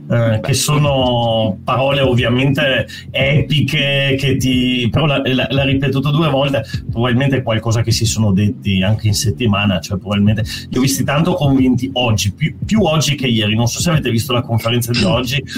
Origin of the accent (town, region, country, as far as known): Italy; also born or lived in Lithuania